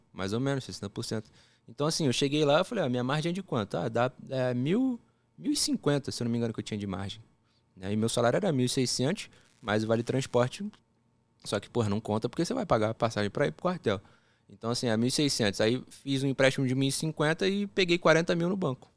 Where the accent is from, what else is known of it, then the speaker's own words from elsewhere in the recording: Rio de Janeiro, Brazil; accent: carioca; also born or lived in Brasília; eu fui para lá, assim, relativamente pequeno, né? 9 para 10 anos e carioca tem um sotaque que você pega fácil